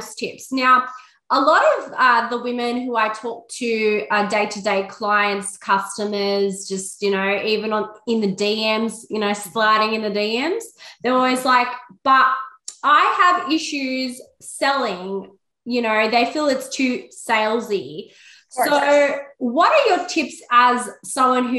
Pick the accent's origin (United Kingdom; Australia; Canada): Australia; Sydney, New South Wales; I'm actually from Sydney, Australia.